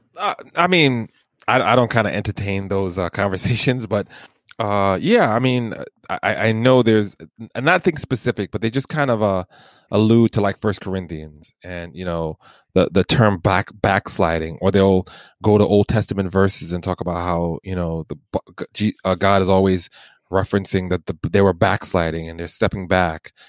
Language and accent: English; Jamaica; I'm Jamaican